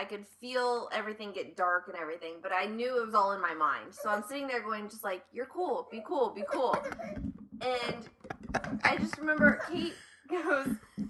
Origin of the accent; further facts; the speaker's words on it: Ohio, United States; I mean, growing up in Ohio, like, you go to Cedar Point and whatever all those other ones are every year.